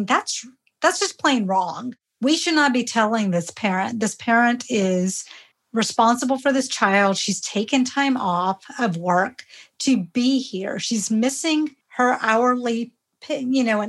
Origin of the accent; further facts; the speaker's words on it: rural Georgia, United States; first language Hindi; English is a second language; I grew up in rural Georgia in the 70s.